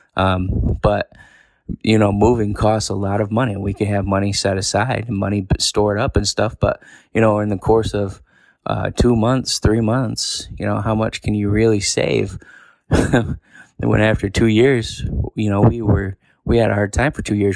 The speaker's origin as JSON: {"language": "English", "region": "New York", "country": "United States", "moved": "as an adult", "lives_now": "Tennessee, United States", "said": "I live most of my life in New York."}